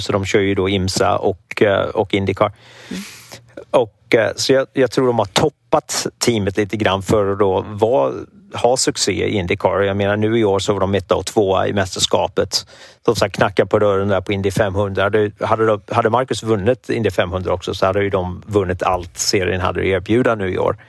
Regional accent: Sweden; moved away as an adult; now in United States; som svensk

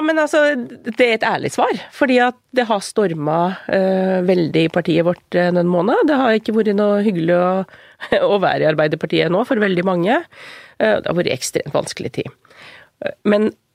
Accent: Kvam, Innlandet, Norway; Jeg har vokst opp i Kvam, som er i Littlebygd, midt i Gudbrandsdalen.

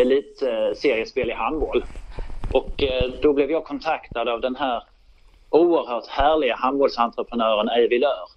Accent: Lund, Skåne, Sweden; born or raised there; also born or lived in Malmö

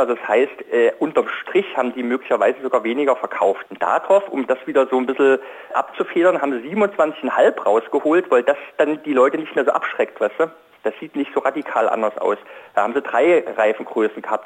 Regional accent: East Germany, Germany; ich bin zum Beispiel in der DDR äh, aufgewachsen

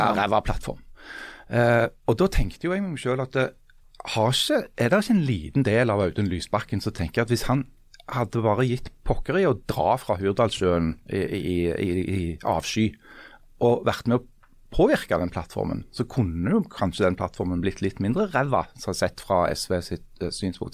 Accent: Stavanger, Rogaland, Norway; jeg kommer fra Stavanger, bor i Stavanger, uh, eh, jobber i Stavanger Aftenblad

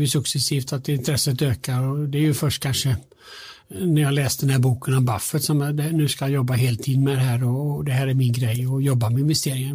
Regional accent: Alingsås, Västra Götaland, Sweden; now in Stockholm, Sweden; jag kommer från Alingsås, alltså, bor i Stockholm

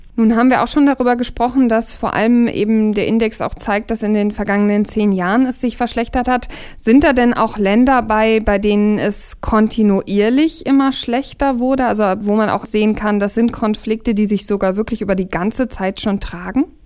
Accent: Germany; bei uns in Deutschland

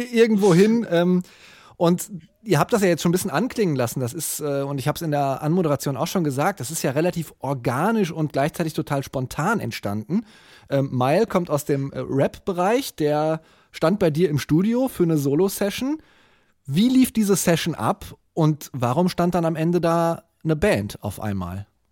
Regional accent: Germany; Bei uns in Deutschland

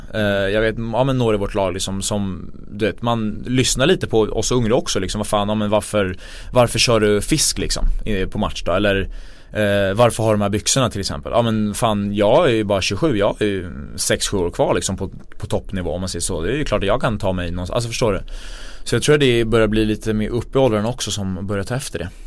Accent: Sweden; jag är född i Sverige

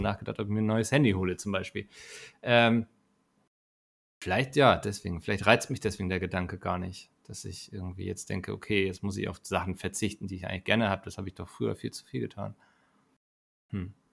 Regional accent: Northern Germany, Germany; ich als Norddeutscher

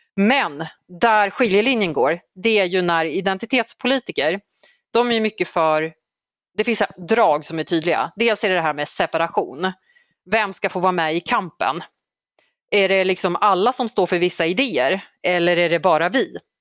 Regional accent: Uppsala, Uppsala County, Sweden; Gottsunda i, eh, där jag växte upp i, i några år under tonåren

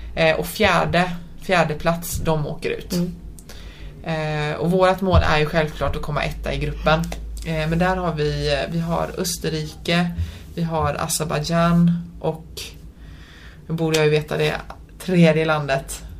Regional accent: Sweden; jag är född och uppvuxen här i Sverige men mina föräldrar är från Polen

